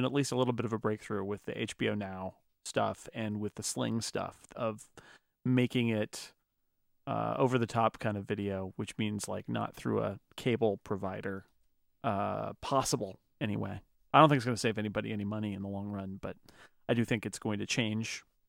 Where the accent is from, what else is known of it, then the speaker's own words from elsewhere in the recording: United States; I'm American.